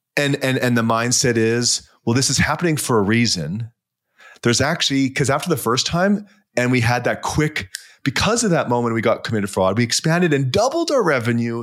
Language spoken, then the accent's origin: English; Vancouver, British Columbia, Canada; moved away; also born or lived in Toronto; I'm from Vancouver